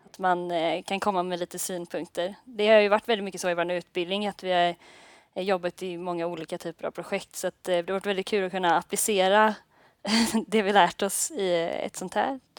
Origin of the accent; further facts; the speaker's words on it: Ljungskile, Västra Götaland, Sweden; moved away as an adult; now in Gothenburg, Sweden; och ehm, jag kommer faktiskt från Ljungskile från början men så har jag flyttat till Göteborg nu för att studera.